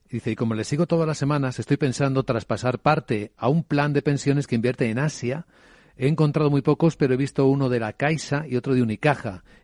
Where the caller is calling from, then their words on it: Zaragoza, Aragon, Spain; Buenos días … de Zaragoza.